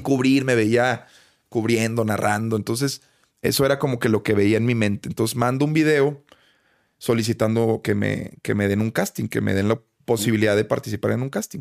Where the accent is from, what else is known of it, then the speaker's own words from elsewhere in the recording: Monterrey, Nuevo León, Mexico; Nuevo León, carnal, que es de donde soy, de Monterrey.